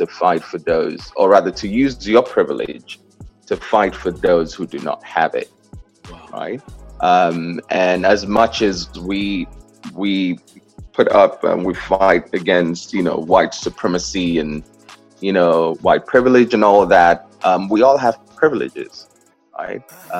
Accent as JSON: {"language": "English", "region": "Southeast", "country": "Nigeria", "lives_now": "New York, United States", "said": "So I'm from the Southeast. The South is predominantly Christian. The North is predominantly Muslim. So we grew up believing that Islam is a violent religion, right?"}